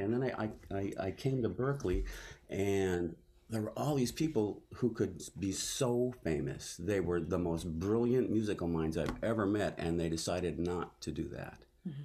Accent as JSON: {"language": "English", "region": "Midwest", "country": "United States", "also_born_or_lived": "Nashville / Boston", "moved": "yes", "said": "I'm from the Midwest."}